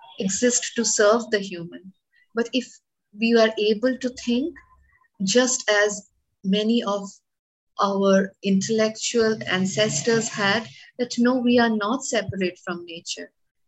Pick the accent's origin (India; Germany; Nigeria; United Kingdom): India; as an Indian woman